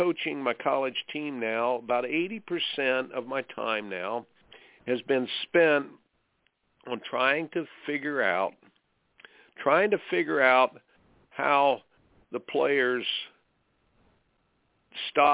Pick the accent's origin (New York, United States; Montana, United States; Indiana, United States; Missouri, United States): Indiana, United States; I grew up in Indiana